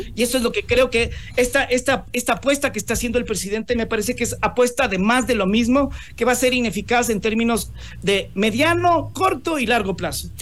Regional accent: Ecuador; nosotros como ecuatorianos

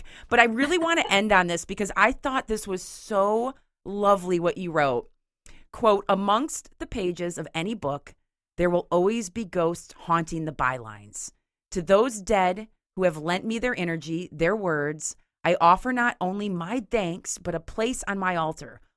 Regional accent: Grand Haven, Michigan, United States; my hometown cemetery in Grand Haven

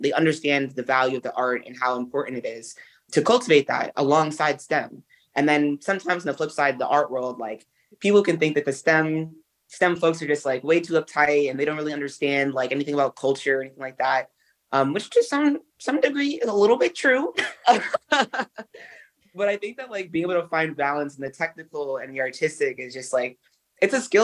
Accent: New York City, New York, United States; urban kids like myself, like I'm from Brooklyn.

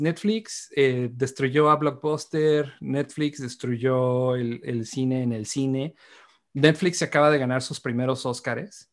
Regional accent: Mexico; Uno como mexicano

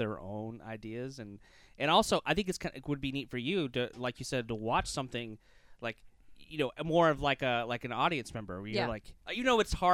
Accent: Baton Rouge, Louisiana, United States; now in Polk County, United States; I'm from Baton Rouge

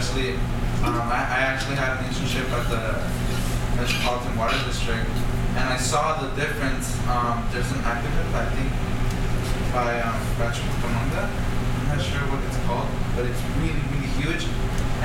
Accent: Los Angeles, California, United States; I'm from East

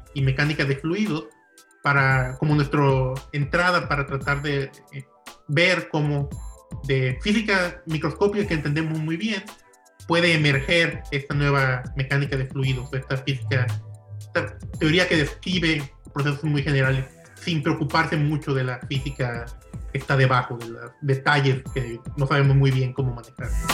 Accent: Ciudad Guzmán, Jalisco, Mexico; also born or lived in Colima / Stony Brook, New York; now in Davis, United States; yo soy nativo de Ciudad Guzmán, Jalisco

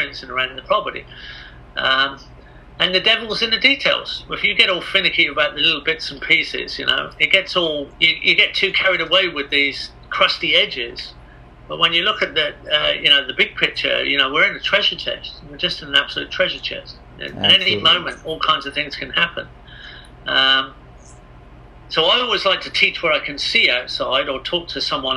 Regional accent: England, United Kingdom; I am English

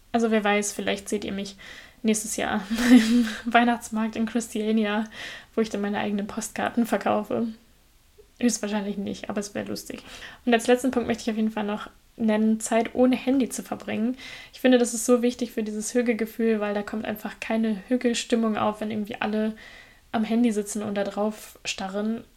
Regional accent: Germany; bei uns in Deutschland

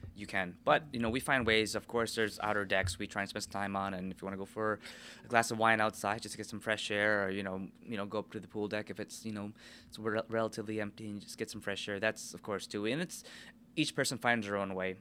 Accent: United States; I'm American

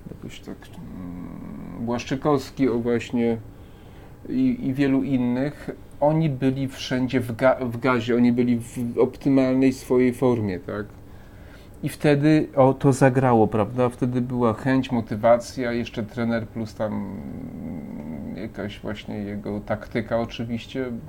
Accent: Przemyśl, Subcarpathian Voivodeship, Poland; moved away; ja tam niedaleko pochodzę z Przemyśla, prawda, spod Przemyśla

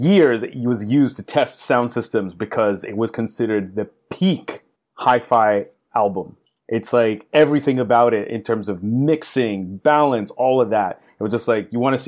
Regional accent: East Coast, United States; moved away as an adult; also born or lived in Washington metropolitan area (DMV); now in Southern California, United States; all three of us are East Coasters. Growing up on the East Coast, like it was, you were really limited to what your shop had

